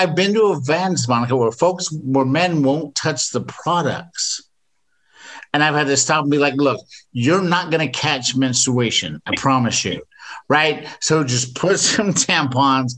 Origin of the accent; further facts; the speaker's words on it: England, United Kingdom; moved away; I grew up in England